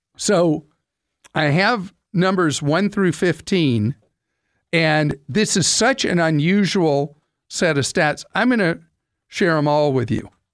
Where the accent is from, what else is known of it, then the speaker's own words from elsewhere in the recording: United States; as an American